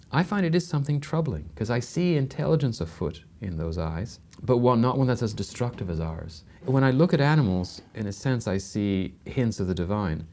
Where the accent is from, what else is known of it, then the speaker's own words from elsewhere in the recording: Canada; I'm Canadian, which is a very secular country